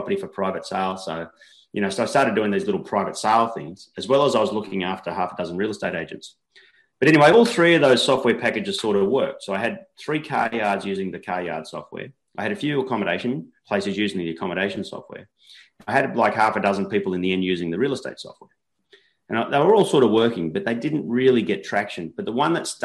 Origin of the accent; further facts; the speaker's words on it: Coffs Harbour, New South Wales, Australia; also born or lived in Newcastle, Australia; I came home, I moved from Newcastle back to Coffs, and I started doing like these local portals. I started at one called Go Coffs, which is Coffs Harbour's our local regional city